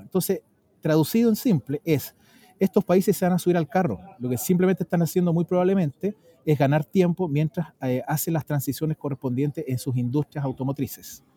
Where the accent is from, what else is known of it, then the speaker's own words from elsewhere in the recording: Chile; yo como ciudadano chileno